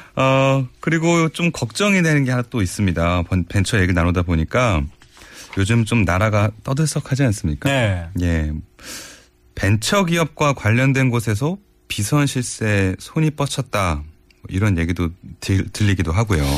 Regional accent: Seoul, South Korea; 제가 어렸을 때 구로동 살 때는

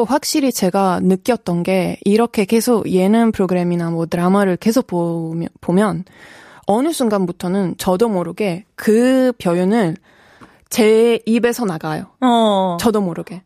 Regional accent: Italy; first language Italian; Korean is a second language; moved away as an adult; now in Korea; 제가 한국학과 다녔어요. 이탈리아에서

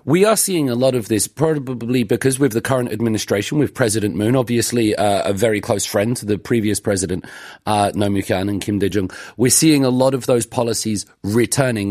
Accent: United Kingdom; now in Seoul, South Korea; I'm from the United Kingdom.

